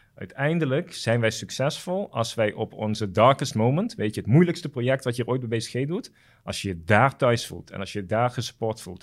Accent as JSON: {"language": "Dutch", "country": "Curaçao", "tie": "born or raised there", "moved": "as an adult", "lives_now": "Netherlands", "said": "ik ben daar wel op Curaçao opgegroeid"}